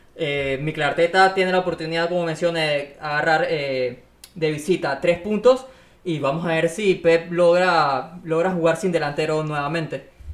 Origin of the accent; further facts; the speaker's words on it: Panama; somos panameños